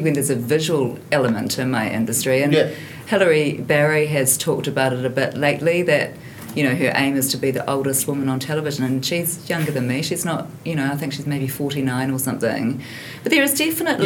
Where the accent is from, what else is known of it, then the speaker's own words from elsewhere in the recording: Hamilton, Waikato, New Zealand; I grew up in Hamilton